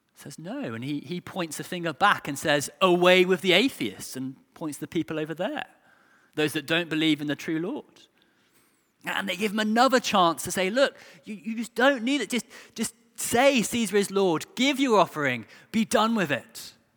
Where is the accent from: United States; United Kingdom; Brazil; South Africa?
United Kingdom; England